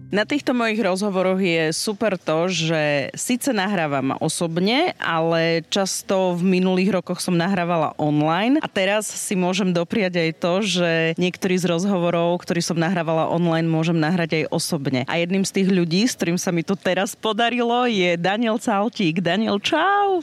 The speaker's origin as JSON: {"language": "Slovak", "town": "Pichne", "region": "Prešov Region", "country": "Slovakia", "said": "u nás doma v Pichniach na dedine, že všetci sa poznajú"}